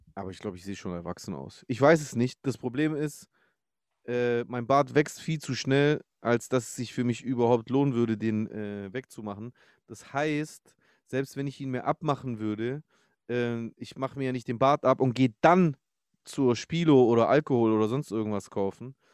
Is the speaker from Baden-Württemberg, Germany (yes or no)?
yes; Stuttgart, Baden-Württemberg, Germany; als Stuttgarter